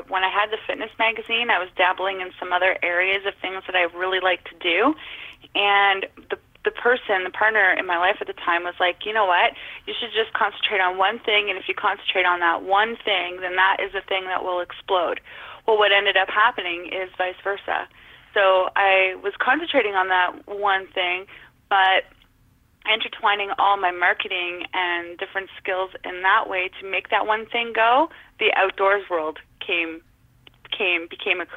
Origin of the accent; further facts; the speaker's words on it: Northern Ontario, Canada; I was born and raised in Northern Ontario.